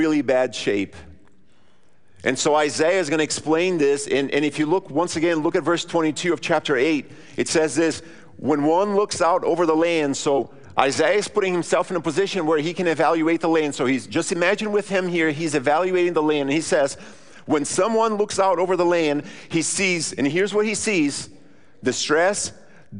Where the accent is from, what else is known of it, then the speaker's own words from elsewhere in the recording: Rio Grande do Sul, Brazil; now in Brownsburg, United States; I grew up in southern Brazil.